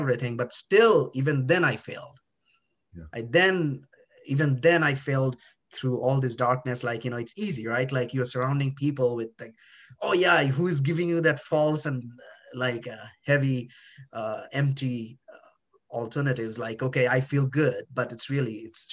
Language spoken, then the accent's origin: English; India; moved away; I was born in India